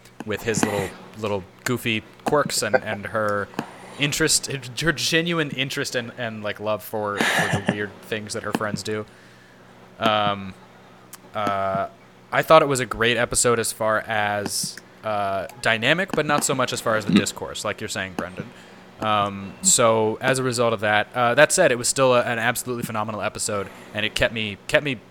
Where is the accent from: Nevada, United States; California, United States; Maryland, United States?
California, United States; San Diego; I grew up seeing Jack in the Box TV commercials in San Diego